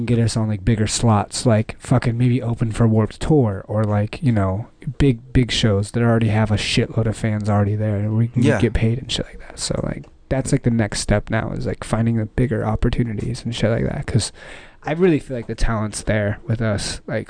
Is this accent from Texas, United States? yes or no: yes; Dallas, Texas, United States; moved away